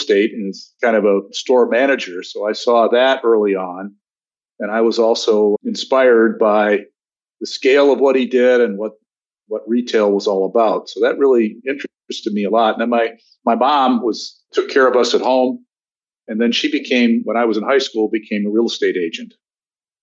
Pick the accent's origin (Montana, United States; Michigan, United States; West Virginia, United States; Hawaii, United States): Michigan, United States; Grosse Pointe; moved away as an adult; also born or lived in Detroit, Michigan / Wichita, Kansas / Chicago; now in Washington, D.C., United States; I was born in Detroit, Michigan, and grew up in suburban Detroit, Grosse Pointe, Michigan